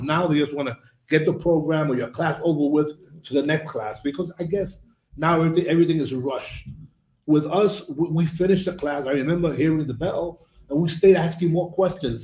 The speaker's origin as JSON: {"language": "English", "region": "New York", "country": "United States", "tie": "born or raised there", "said": "the most significant individual when I was growing up in New York was my teacher"}